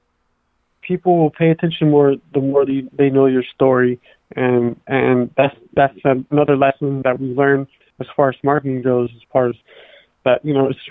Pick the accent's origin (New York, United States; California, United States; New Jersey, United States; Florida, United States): California, United States; Oakland; we're from Oakland. We're both from East Oakland